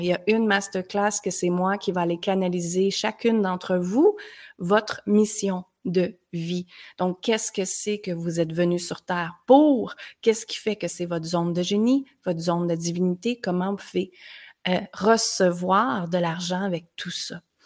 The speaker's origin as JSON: {"language": "French", "town": "Granby", "region": "Quebec", "country": "Canada", "also_born_or_lived": "United States", "moved": "as an adult", "said": "à l'âge de 19 ans, je suis partie de Granby, petite ville."}